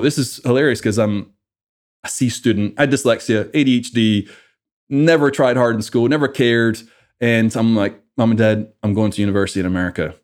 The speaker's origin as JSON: {"language": "English", "town": "Livingston Village", "region": "Scotland", "country": "United Kingdom", "tie": "born or raised there", "also_born_or_lived": "Edinburgh, Scotland", "moved": "as an adult", "lives_now": "United States", "said": "I originally, uh, grew up in Scotland. My whole family is back in Scotland. Uh, grew up in a small town called Livingston Village and about ten years old, moved to, uh, Edinburgh"}